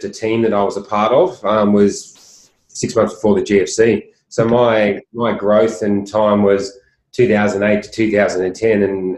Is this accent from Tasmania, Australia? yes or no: no; Sydney, New South Wales, Australia; I grew up on the Northern Beaches, which is only 20 minutes away